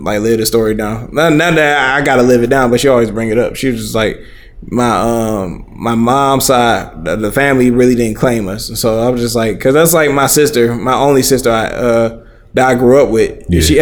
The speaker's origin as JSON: {"language": "English", "town": "Hamtramck", "region": "Michigan", "country": "United States", "tie": "born or raised there", "said": "we grew up in Hamtramck, me, my brother, and sister"}